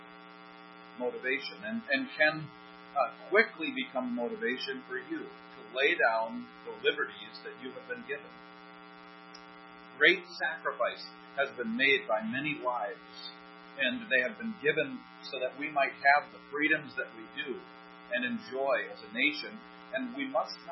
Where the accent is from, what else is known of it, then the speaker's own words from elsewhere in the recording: United States; as American citizens